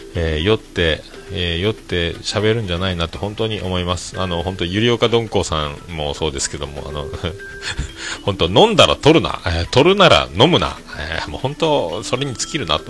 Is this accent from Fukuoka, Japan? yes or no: yes; Fukuoka, Japan; 福岡から来たおっさん